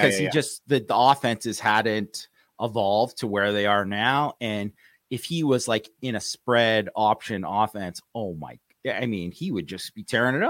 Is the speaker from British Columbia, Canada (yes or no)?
yes; Vancouver, British Columbia, Canada; where I grew up in Vancouver, BC, there wasn't a ton of Notre Dame fans out there.